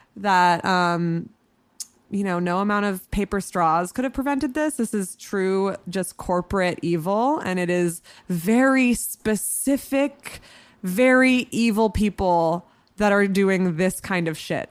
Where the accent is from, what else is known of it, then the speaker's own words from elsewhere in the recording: hometown near Burlington, Vermont, United States; moved away as an adult; now in New York City, United States; when I was eighteen, um, I was still living in my hometown, and I was c, commuting to Burlington, Vermont very regularly to do stand-up